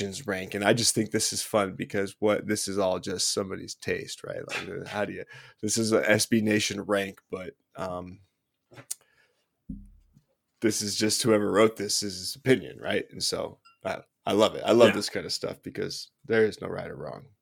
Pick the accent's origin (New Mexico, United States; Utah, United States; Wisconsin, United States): Utah, United States; I'm from Utah, so that was like what we grew up